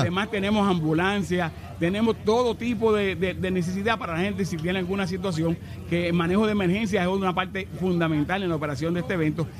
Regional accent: Santo Domingo, Distrito Nacional, Dominican Republic; moved away as an adult; now in Puerto Rico; Yo nací en Santo Domingo, República Dominicana

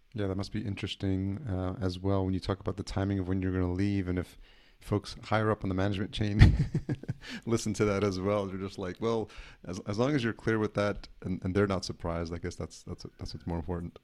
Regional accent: Yonkers, New York, United States; I grew up in Yonkers, New York, so, you know, definitely a New Yorker as well

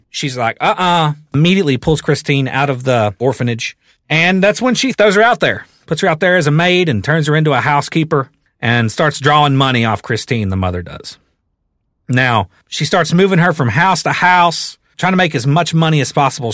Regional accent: the South, United States; I am from the South

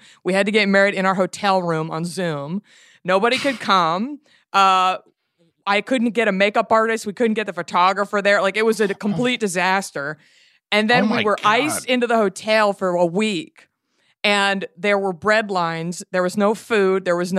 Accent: Texas, United States; Being a Texan, I went to public schools. We don't really learn geography.

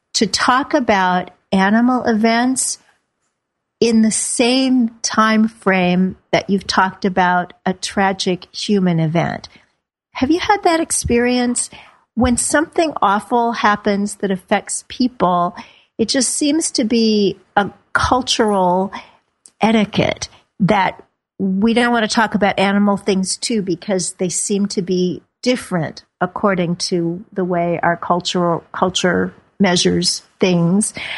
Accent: Midwest, United States; moved away; meatloaf, just like I grew up on back in the Midwest

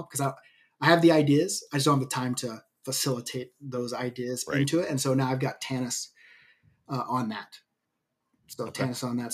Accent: United States; I grew up in the United States

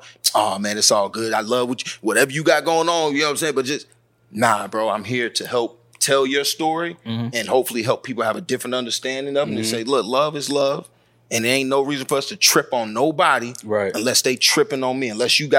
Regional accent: the South, United States; So, and especially up top, and see, I'm from the South.

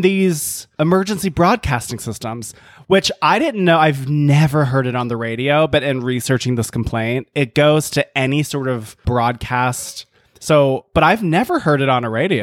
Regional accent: the South, United States; moved away; born and raised in the South

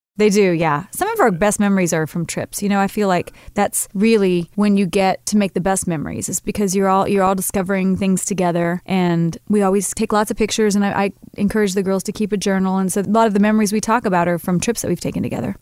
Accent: Kansas, United States; I'm from Kansas, so I'm a really grounded sort of Midwestern girl

